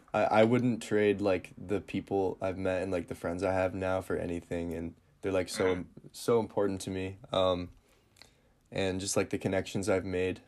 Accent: Northern Michigan, United States; where I'm from, Northern Michigan is absolutely beautiful

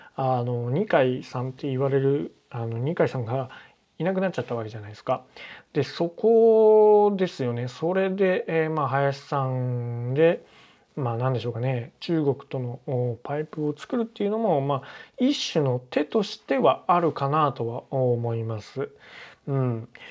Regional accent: Yamaguchi, Japan; この林義正さんの、まあ、地元である、えー、山口県の出身なので

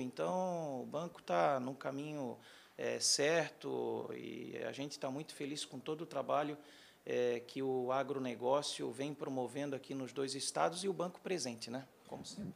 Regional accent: Florianópolis, Santa Catarina, Brazil; moved away as an adult; also born or lived in Joinville / Porto Alegre / São Paulo / Rio de Janeiro; Eu sou natural de Florianópolis, Santa Catarina, mas muito novo eu já comecei a sair lá da região

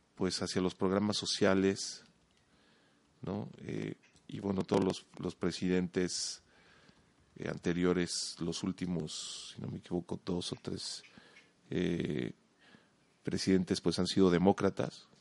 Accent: Mexico

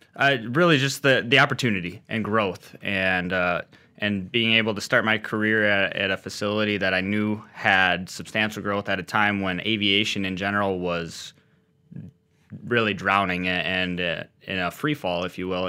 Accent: Austin, Minnesota, United States; moved away as an adult; also born or lived in St. Cloud, Minnesota; now in Williston, United States; grew up in a small town in southern Minnesota, Austin, Spam Town

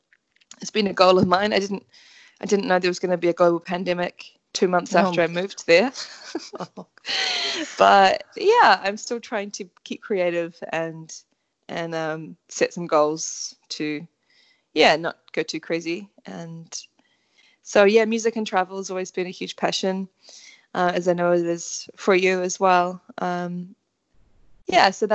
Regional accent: Auckland, New Zealand; I'm from Auckland, New Zealand

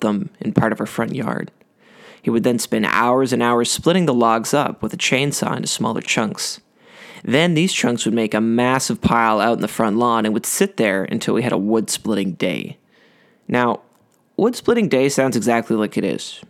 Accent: Ottawa, Ontario, Canada; I grew up outside of Ottawa on a small cul-de-sac off a country road

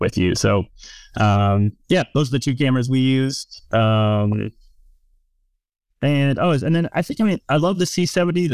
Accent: West Virginia, United States; also born or lived in Tennessee / Kentucky; I'm from West Virginia

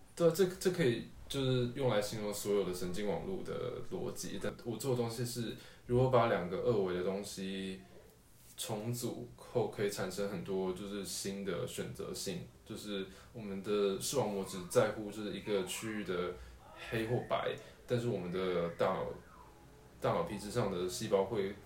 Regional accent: Tainan, Taiwan; 接近台南县，所以我应该是在台南县出生的吧，印象中是

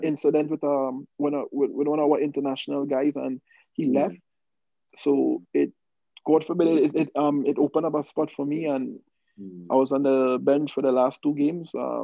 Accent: Trinidad & Tobago; moved away as an adult; now in Utah, United States; I'm from Trinidad.

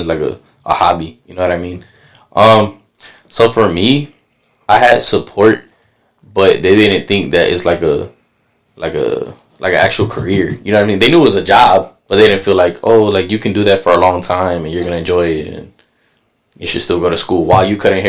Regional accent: Aguadilla, Puerto Rico; moved away; I'm from Aguadilla, Puerto Rico.

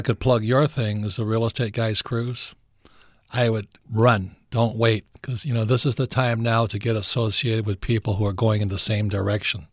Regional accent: Hawaii, United States; moved away; also born or lived in New York; I grew up in Hawaii and went to school in New York

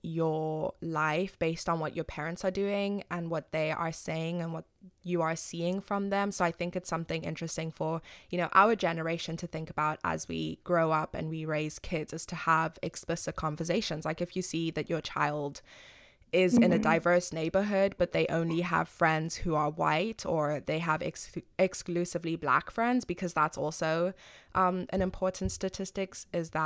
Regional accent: Zimbabwe; moved away as an adult; now in United States; I was raised in Zimbabwe, I'm not American

